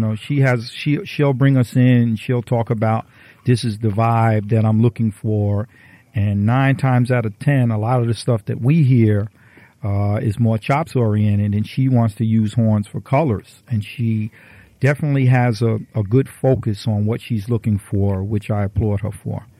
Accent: Jersey City, New Jersey, United States; I grew up in the Bayonne, Jersey City area

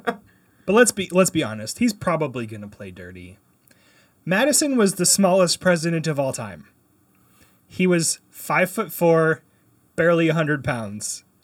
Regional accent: Canada; I grew up in Canada.

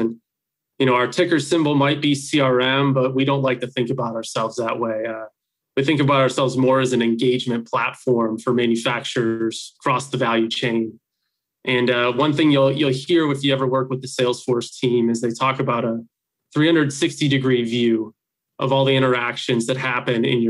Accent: Wauwatosa, Wisconsin, United States; I grew up in the Wauwatosa area here in Wisconsin

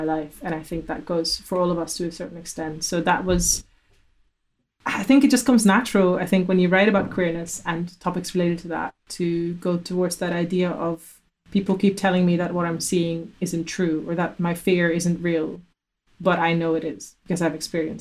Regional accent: Amsterdam, North Holland, Netherlands; moved away; also born or lived in Glasgow; I'm from Amsterdam.

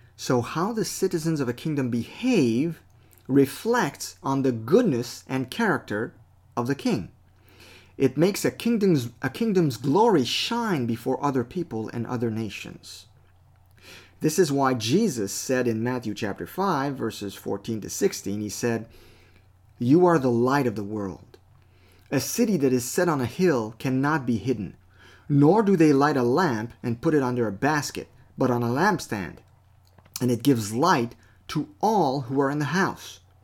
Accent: Canada; I'm a Canadian citizen because I was born here

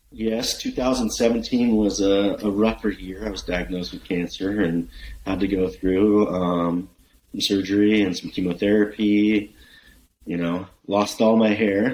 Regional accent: Bay Area, California, United States; now in Oregon, United States; I'm from the Bay Area.

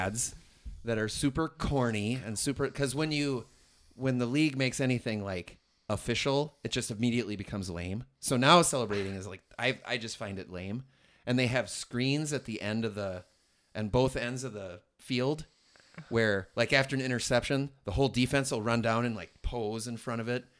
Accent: Merrimack, New Hampshire, United States; I'm from Merrimack

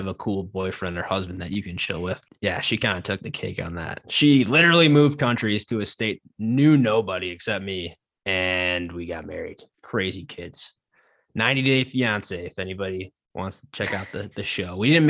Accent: Buffalo, New York, United States; also born or lived in Chicago; now in Minneapolis, United States; I'm from Buffalo

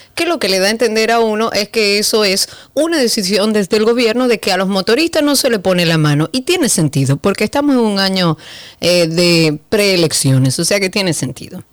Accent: Dominican Republic; Eso no es lo que nos definía a nosotros como dominicanos

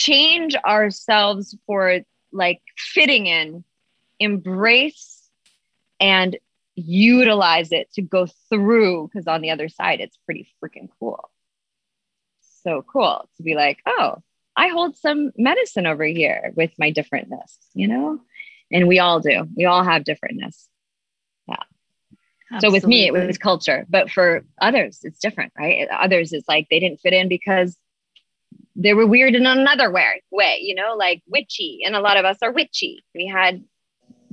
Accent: Toronto, Ontario, Canada; moved away as an adult; also born or lived in Vancouver, British Columbia; now in United States; I was 19 and I moved from Toronto area

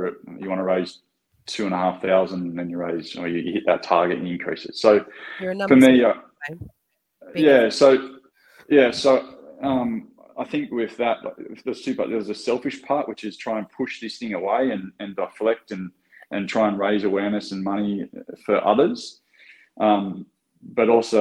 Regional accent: Newcastle, New South Wales, Australia; now in Sydney, Australia; I'm originally from Newcastle

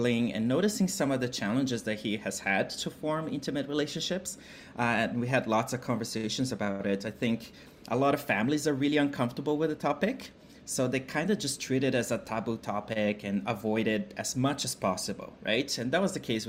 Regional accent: Brazil; moved away; I'm originally from Brazil. And I grew up in a family, a working class family

